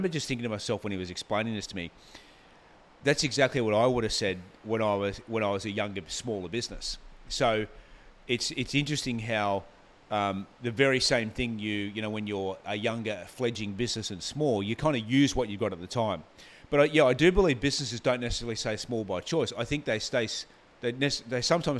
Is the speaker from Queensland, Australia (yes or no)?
yes; Gold Coast, Queensland, Australia; also born or lived in Brisbane; I grew up on the Gold Coast. I went to primary school here.